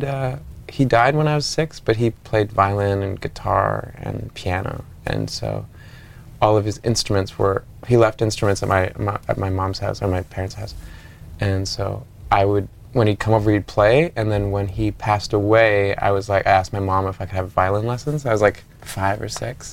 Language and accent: English; Ottawa, Ontario, Canada; now in Montreal, Canada; I grew up in Ottawa, which is like 2 hours away from here.